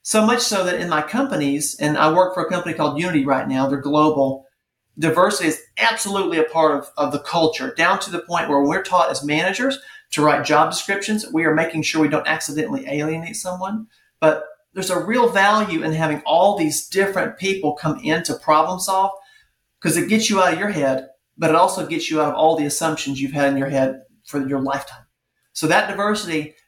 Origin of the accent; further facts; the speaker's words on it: Alabama, United States; moved away as an adult; also born or lived in Georgia, United States; So I was born in Georgia, but I spent most of my childhood up until college, actually even college, in Alabama. We moved around a lot, but it was always in the south.